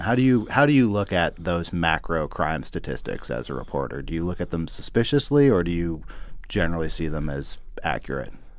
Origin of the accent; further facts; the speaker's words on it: Berkeley, California, United States; I grew up in Berkeley, but it's adjacent to Oakland